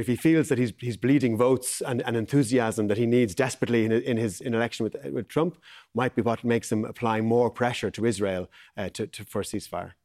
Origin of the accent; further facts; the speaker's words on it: Ireland; as Irish people